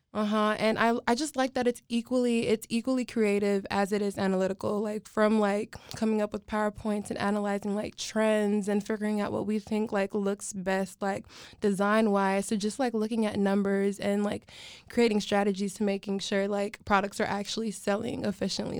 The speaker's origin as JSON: {"language": "English", "country": "United States", "tie": "born or raised there", "said": "I was born in America"}